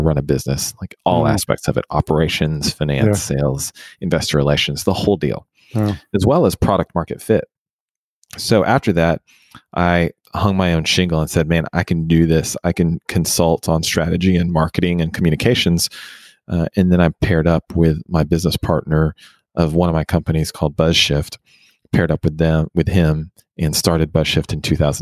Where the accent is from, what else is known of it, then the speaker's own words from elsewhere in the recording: Houston, Texas, United States; I was born and raised in Houston